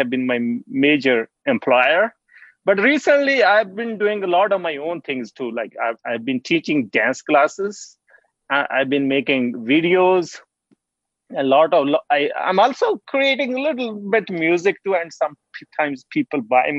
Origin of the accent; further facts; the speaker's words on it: Punjab, India; also born or lived in Squamish, British Columbia, Canada / Saskatchewan, Canada; now in Whitehorse, Canada; I'm originally from Punjab, which is in the north of India. I was born in a village, Siad, in a small village